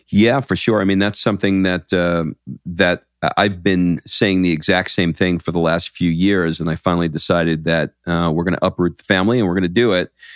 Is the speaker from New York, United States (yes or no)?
yes; New York, United States; now in Atlanta, United States; I grew up in New York